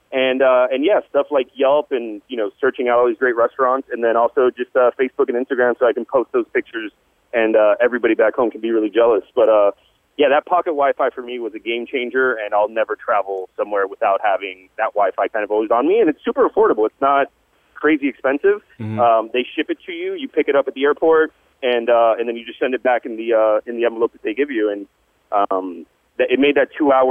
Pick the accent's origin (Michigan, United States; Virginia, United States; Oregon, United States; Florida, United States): Florida, United States; South; South Florida, where we're not really known for our customer service or known for the friendliest of folks.